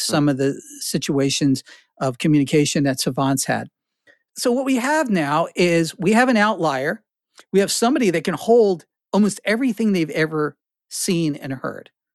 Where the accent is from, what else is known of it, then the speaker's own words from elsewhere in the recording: New Jersey, United States; also born or lived in Newark, New Jersey / Carteret, New Jersey / Flemington, New Jersey / Princeton, New Jersey; I was born in Newark, I, I, I, uh, had my young life in Carteret, the armpit of New Jersey, and then I wound up in Flemington.